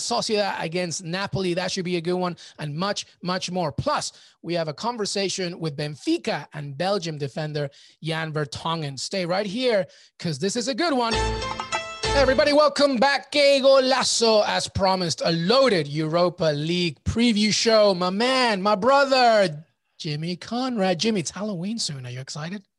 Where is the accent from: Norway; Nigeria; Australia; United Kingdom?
United Kingdom; England; moved away; I grew up in England